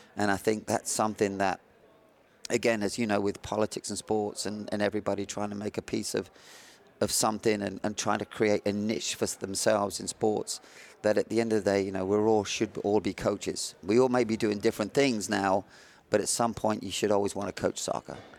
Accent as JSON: {"language": "English", "region": "south of England", "country": "United Kingdom", "tie": "born or raised there", "also_born_or_lived": "the Midlands", "moved": "yes", "lives_now": "United States", "said": "living in, uh, south of England, born in the Midlands"}